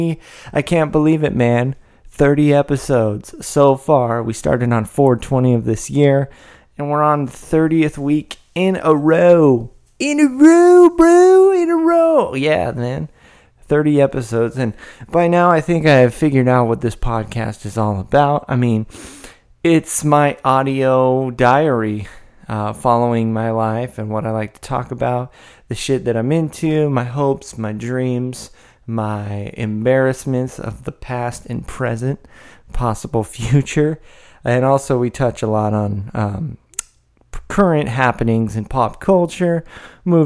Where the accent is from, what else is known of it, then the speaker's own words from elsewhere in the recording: Northern California, United States; I'm from Northern California.